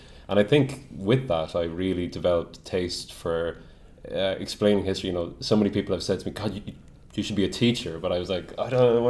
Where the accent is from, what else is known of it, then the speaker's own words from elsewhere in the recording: Kilkenny, Leinster, Ireland; We're actually from Kilkenny in the southeast.